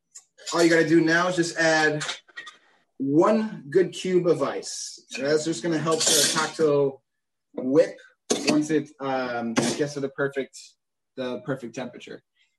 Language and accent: English; Chicago, Illinois, United States; also born or lived in Georgia / Puerto Rico / Florida; Born and raised in Chicago, but actually moved around so much in my life. I lived a little bit in Georgia, Puerto Rico, which is where my family is from.